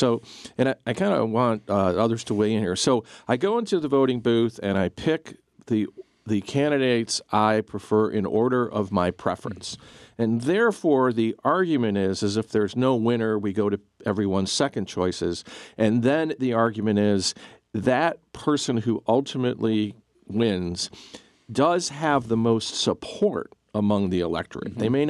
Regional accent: Cleveland, Ohio, United States; now in Georgia, United States; my hometown. She's right. Cleveland, Ohio

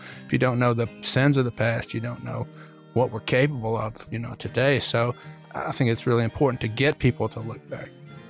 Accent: Birmingham, Alabama, United States; I was born in April of 63 in Birmingham

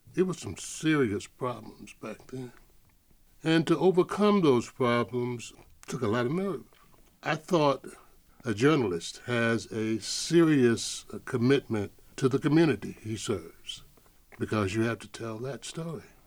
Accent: Atlanta, Georgia, United States; moved away as an adult; growing up in Atlanta, and I never thought I would end up living here

